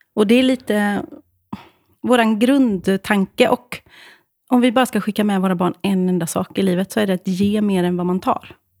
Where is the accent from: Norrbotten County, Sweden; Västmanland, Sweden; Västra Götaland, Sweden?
Västra Götaland, Sweden; Åmål; Jag kommer alltså från Åmål. Fucking Åmål.